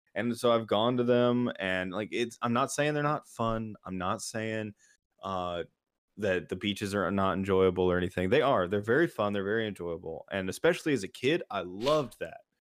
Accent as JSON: {"language": "English", "region": "Florida", "country": "United States", "tie": "born or raised there", "moved": "yes", "said": "growing up in Florida for a while"}